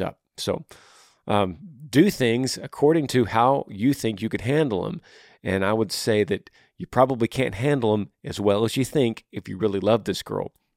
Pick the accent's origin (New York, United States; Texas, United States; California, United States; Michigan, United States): Texas, United States; moved away as an adult; also born or lived in Tennessee; I'm from, I'm from Texas.